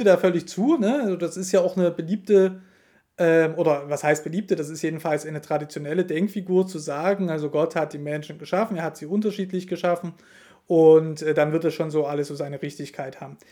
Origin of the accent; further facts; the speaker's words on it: Dresden, Saxony, Germany; now in Thuringia, Germany; ich komme ja ursprünglich aus, aus Dresden, was ja bekanntlich im Osten von Deutschland liegt